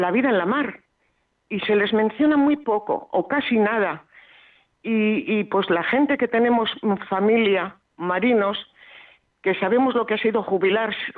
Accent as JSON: {"language": "Spanish", "town": "Salamanca", "region": "Castile and León", "country": "Spain", "said": "pues yo que soy de Salamanca, por ejemplo, por decirle algo de tierra adentro."}